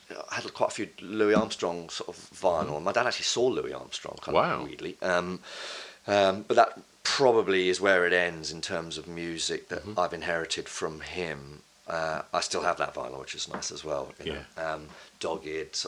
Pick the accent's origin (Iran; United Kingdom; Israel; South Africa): United Kingdom; Bishop's Stortford, East of England; also born or lived in Basildon; I was born in the north, actually, because my dad's from Newcastle, but I grew up in Bishop Stortford